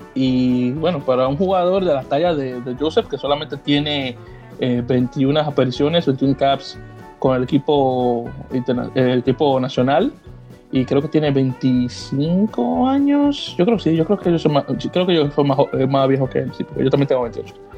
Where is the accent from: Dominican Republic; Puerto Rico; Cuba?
Dominican Republic; now in United States; como dominicano